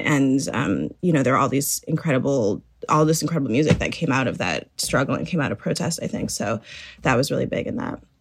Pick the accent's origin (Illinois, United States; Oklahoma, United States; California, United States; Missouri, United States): Illinois, United States; Chicago; I grew up in Chicago